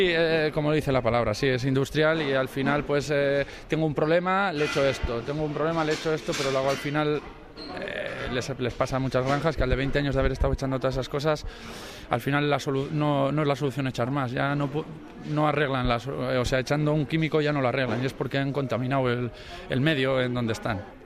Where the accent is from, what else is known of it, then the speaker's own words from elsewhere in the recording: Bilbao, Basque Country, Spain; also born or lived in Orduña; soy de Bilbao